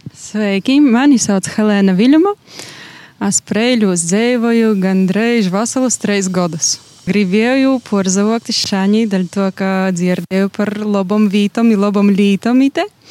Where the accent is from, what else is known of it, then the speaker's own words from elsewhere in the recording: Rēzekne, Latgale, Latvia; moved away as an adult; also born or lived in Riga; now in Preiļi, Latvia; es pašā esmu no Riezikņas